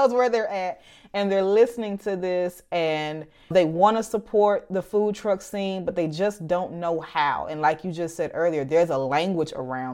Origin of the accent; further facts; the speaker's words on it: Birmingham, Alabama, United States; my hometown of Birmingham, Alabama